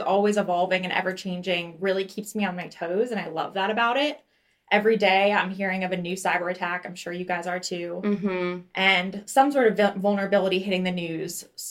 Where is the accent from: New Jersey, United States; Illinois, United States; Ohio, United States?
New Jersey, United States; also born or lived in South Florida; now in Atlanta, United States; I am currently based out of Evolve's Atlanta, Georgia office, but I grew up in New Jersey, so I am a Northeast gal.